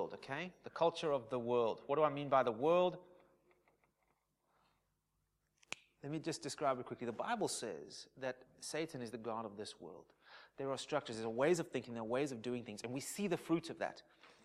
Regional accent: South Africa; I'm South African, probably predominantly of English influence

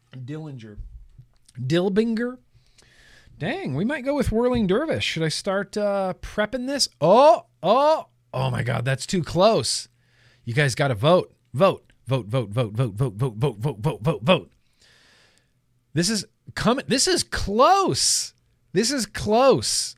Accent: United States; now in Los Angeles, United States; growing up in Lake Tahoe

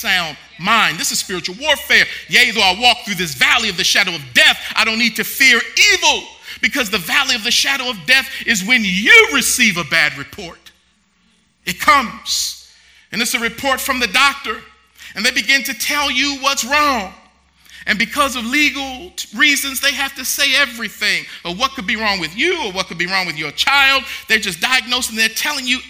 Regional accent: Baltimore, Maryland, United States; moved away; Baltimore, my hometown

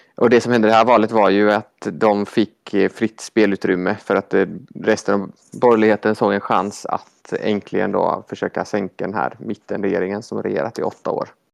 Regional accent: Gothenburg, Västra Götaland, Sweden; accent: Gothenburg dialect (göteborgska); also born or lived in Malmö; jag pratar göteborgska

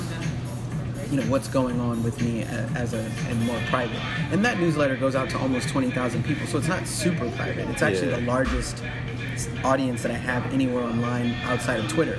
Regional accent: Virginia, United States; I'm from Virginia

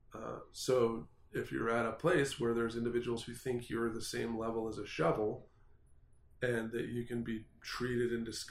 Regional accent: Idaho, United States; I'm from Idaho

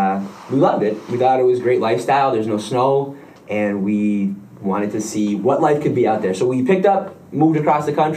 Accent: Buffalo, New York, United States; moved away as an adult; also born or lived in Lancaster, New York; now in California, United States; I'm from Western New York. I grew up Broadway and Bailey in Buffalo and then moved out to Lancaster.

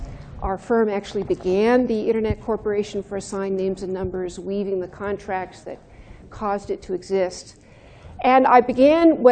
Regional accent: Santa Monica, California, United States; I'm from Santa Monica, California

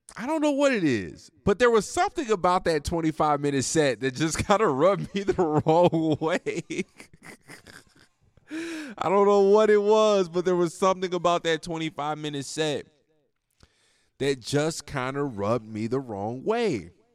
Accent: United States; as an American

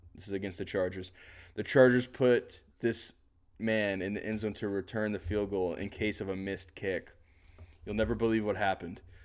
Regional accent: the South, United States; I'm from the South

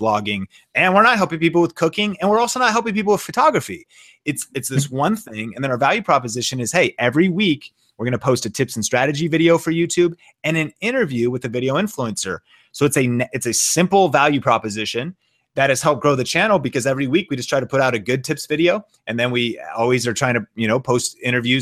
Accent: Seattle, Washington, United States; I'm from Seattle. My wife and I are both from Seattle

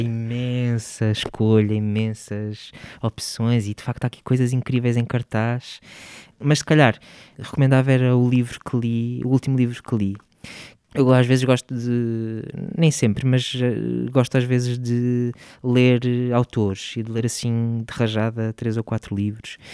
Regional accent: Porto, Norte, Portugal; moved away as an adult; Nasci no Porto, no Hospital Santa Maria, e vivi sempre lá, sim. As minhas raízes estão todas lá. Estudei também lá, portanto vivi lá até aos 19

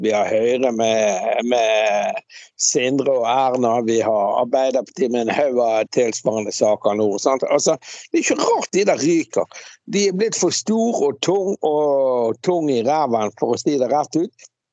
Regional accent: Bergen, Vestland, Norway; also born or lived in Svalbard; jeg som bergenser

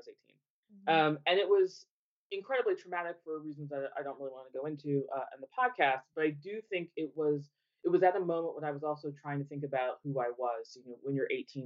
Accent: United States; moved away as an adult; now in United Kingdom; I'm American, was born in the U.S.

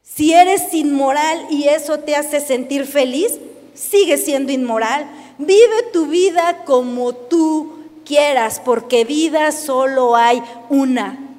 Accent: Mexico

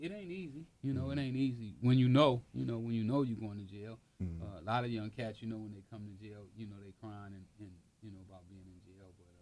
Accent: Los Angeles, California, United States; we grew up in South Central L.A.

